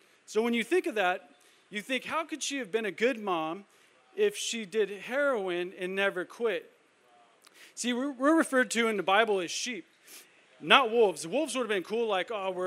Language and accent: English; El Cajon, California, United States; I grew up in El Cajon, went to school here, went to elementary school, middle school, high school